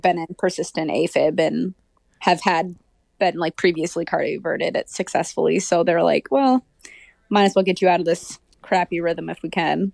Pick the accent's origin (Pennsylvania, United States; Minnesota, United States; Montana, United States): Minnesota, United States; Hopkins; I'm from Hopkins, Minnesota